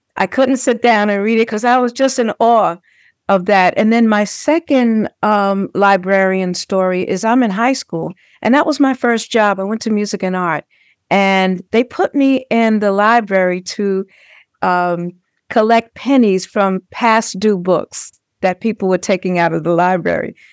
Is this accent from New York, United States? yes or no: yes; New York City, New York, United States; when I was a little girl, um, born and raised in Brownsville, Brooklyn